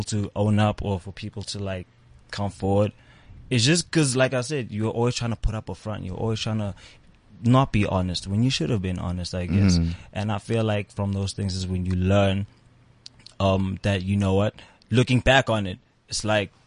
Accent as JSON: {"language": "English", "town": "East London", "region": "Eastern Cape", "country": "South Africa", "tie": "born or raised there", "moved": "yes", "lives_now": "Johannesburg, South Africa", "said": "I grew up in East London. Back and forth to Jersey"}